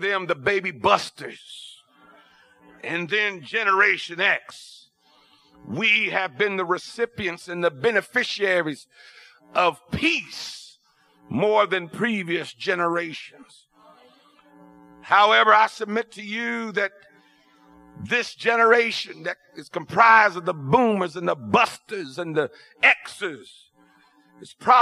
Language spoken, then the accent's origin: English; Ohio, United States; I'm from Ohio, and even growing up in Ohio, we had basement cellars